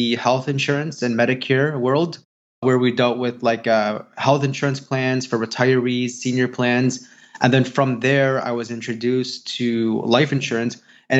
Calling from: Chicago, Illinois, United States; From Chicago, Illinois.

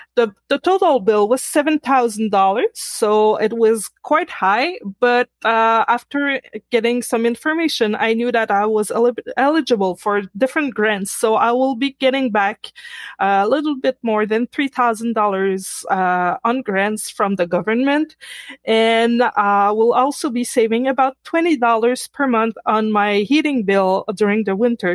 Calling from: Quebec, Canada; I'm calling from Quebec, Canada

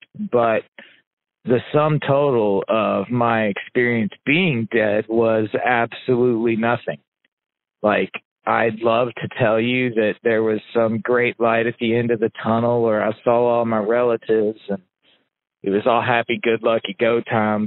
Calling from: Indianapolis, Indiana, United States; I'm calling you from Indianapolis, Indiana.

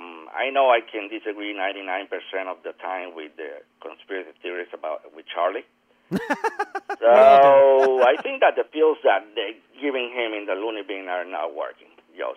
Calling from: Puerto Rico

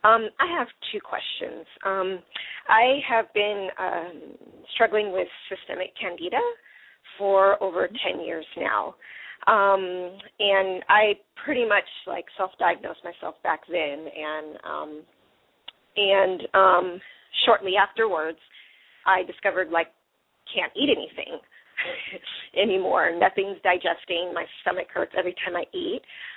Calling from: Berkeley, California, United States; I'm calling from Berkeley.

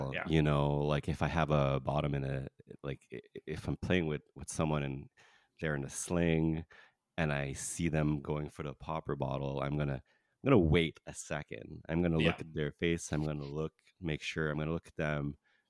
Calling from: Canada; I'm talking from Canada here, and in Canada, poppers are technically illegal.

